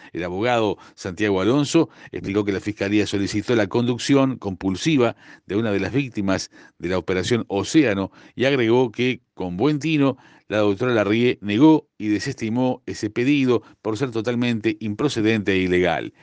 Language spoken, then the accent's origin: Spanish; Uruguay